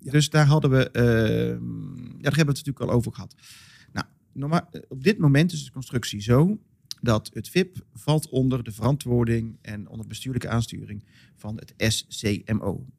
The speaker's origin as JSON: {"language": "Dutch", "town": "Molenschot", "region": "North Brabant", "country": "Netherlands", "said": "Vooral in Modeschot, waar ik vandaan kom"}